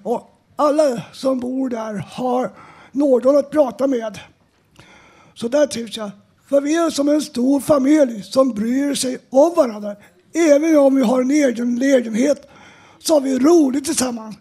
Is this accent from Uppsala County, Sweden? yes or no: yes; Uppsala, Uppsala County, Sweden; now in Stockholm, Sweden; jag är född och uppvuxen i Uppsala